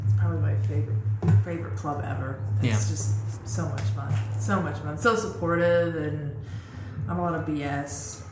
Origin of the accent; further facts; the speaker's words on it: Colorado, United States; moved away; also born or lived in Seattle; I grew up in Colorado.